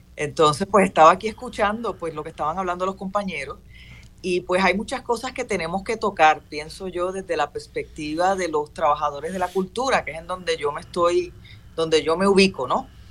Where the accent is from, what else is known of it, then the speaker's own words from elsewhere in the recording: Puerto Rico; yo soy puertorriqueño